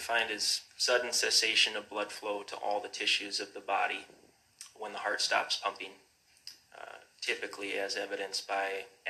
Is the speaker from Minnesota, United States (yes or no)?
yes; Grand Rapids, Minnesota, United States; I was born there. It's my hometown.